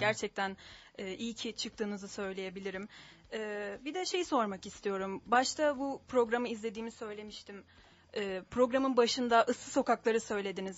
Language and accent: Turkish; Ankara, Turkey; ben kendim Ankara Atatürk Anadolu'luyum, Anadolu Hı-hı. mezunuyum